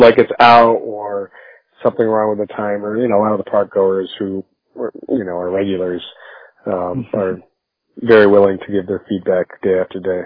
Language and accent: English; Northampton, Massachusetts, United States; I grew up here in Northampton